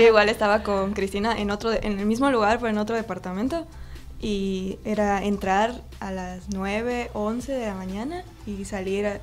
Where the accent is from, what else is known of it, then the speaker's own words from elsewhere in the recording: Ticul, Yucatán, Mexico; moved away; mi pueblo mágico Ticul